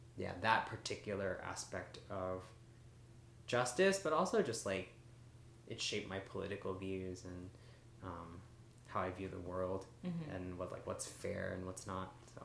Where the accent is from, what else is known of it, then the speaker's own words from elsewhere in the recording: South Korea; I think being an Asian American, growing up in Korea, too, has shaped my worldview, definitely.